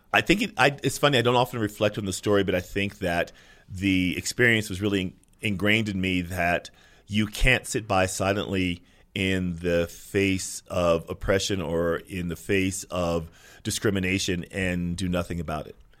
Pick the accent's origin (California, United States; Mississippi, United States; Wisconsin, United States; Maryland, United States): California, United States; Sacramento; growing up in Sacramento